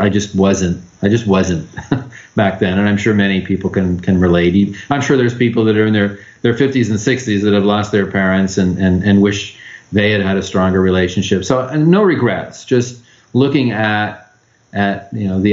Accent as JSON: {"language": "English", "town": "Los Angeles", "region": "California", "country": "United States", "tie": "born or raised there", "also_born_or_lived": "San Diego / Orange County / Riverside County", "said": "I grew up in Los Angeles"}